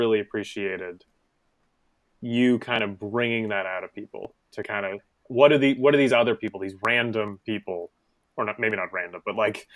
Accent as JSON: {"language": "English", "town": "Montreal", "region": "Quebec", "country": "Canada", "tie": "born or raised there", "moved": "yes", "lives_now": "Toronto, Canada", "said": "As a native of Montreal and someone who lives in Toronto"}